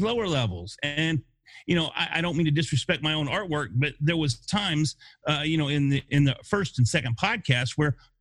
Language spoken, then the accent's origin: English; Denison, Texas, United States; I was born in a small town called Denison, Texas